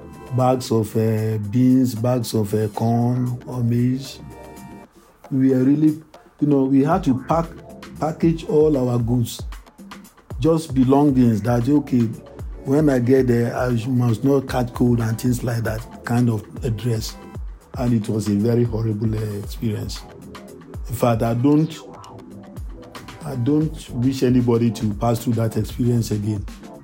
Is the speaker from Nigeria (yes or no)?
yes; Nigeria; also born or lived in Ghana; as a Nigerian